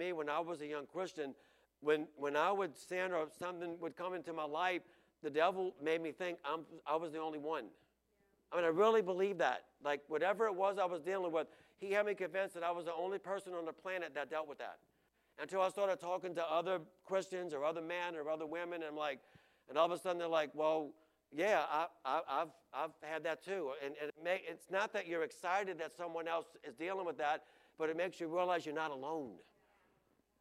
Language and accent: English; United States; as an American